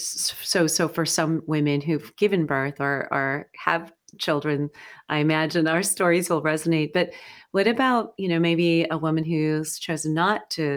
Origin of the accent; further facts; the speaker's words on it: United States; I would say you and I both identify as white American women